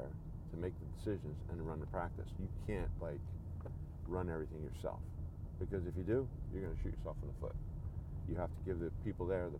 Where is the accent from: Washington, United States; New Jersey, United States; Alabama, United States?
New Jersey, United States; southern; moved away as an adult; also born or lived in Philadelphia, Pennsylvania / Pennsylvania / Georgia; now in Chattanooga, United States; I was born in Philadelphia. And I grew up in southern New Jersey